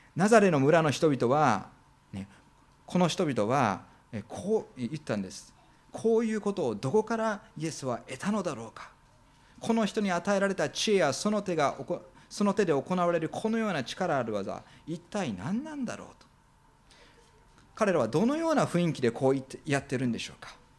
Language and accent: Japanese; Minoh, Osaka, Japan; now in Fukuoka, Japan; 私が育った大阪のですね箕面市というところは大阪の中でも一番北に位置してですね